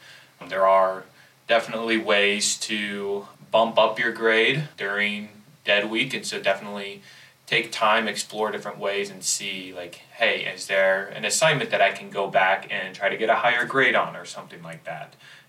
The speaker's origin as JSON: {"language": "English", "town": "Humphrey", "region": "Nebraska", "country": "United States", "said": "I am currently a junior studying elementary education, and I'm originally from Humphrey, Nebraska."}